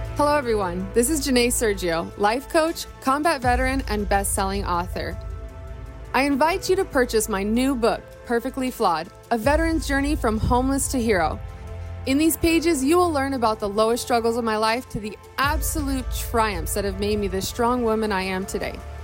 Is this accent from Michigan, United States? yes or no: yes; Detroit, Michigan, United States; also born or lived in Massachusetts; i uh, was born in massachusetts but i grew up in detroit